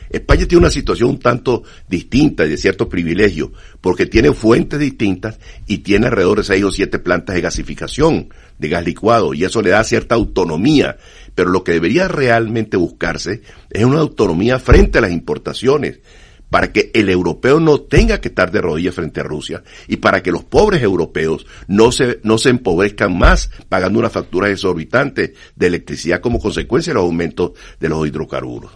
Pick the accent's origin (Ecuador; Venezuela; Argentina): Venezuela; Yo soy venezolano. En Venezuela